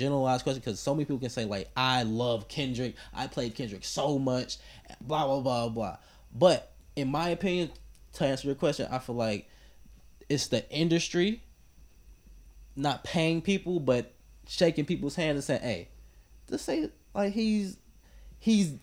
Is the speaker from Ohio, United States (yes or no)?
yes; Cleveland, Ohio, United States; I'm from Cleveland